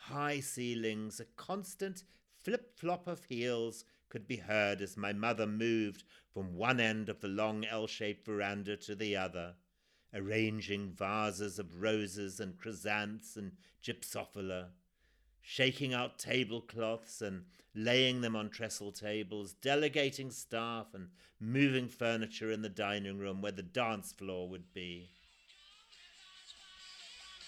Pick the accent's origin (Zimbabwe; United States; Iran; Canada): Zimbabwe; born or raised there